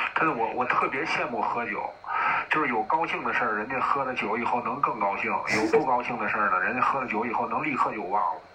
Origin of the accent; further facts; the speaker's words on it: Tianjin, China; 我们天津人